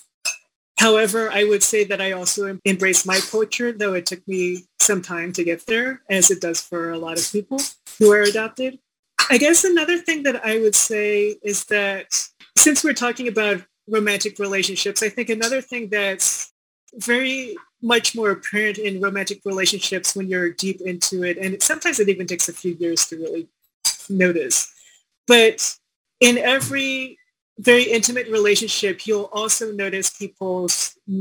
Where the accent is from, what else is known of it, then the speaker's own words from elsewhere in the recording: Washington, District of Columbia, United States; moved away as an adult; also born or lived in Seongnam, South Korea / Chicago; now in Denver, United States; I came over to Chicago and then I somehow came over to the DC area to grow up